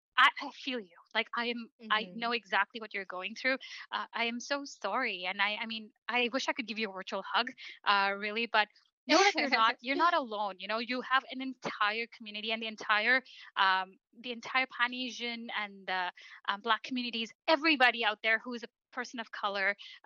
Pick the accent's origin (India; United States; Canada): Canada; Canada is home for me. I was mm-hmm. born and raised here. You know, I'm as much Canadian as you are.